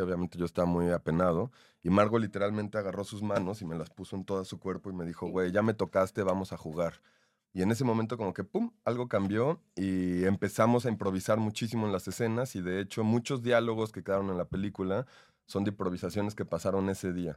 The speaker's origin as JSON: {"language": "Spanish", "country": "Mexico", "said": "En mi país es complicado. En México"}